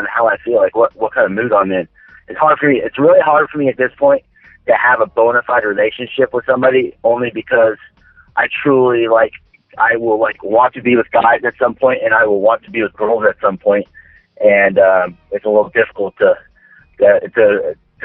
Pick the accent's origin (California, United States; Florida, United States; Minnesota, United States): Florida, United States; Daytona Beach; I'm originally from Central Florida, Daytona Beach, actually, to be specific. And I've grown up here for the most part in Florida my whole life.